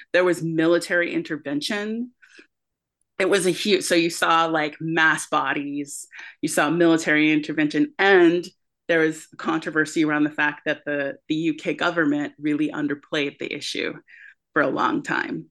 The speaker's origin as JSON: {"language": "English", "country": "United States", "said": "we as American creators"}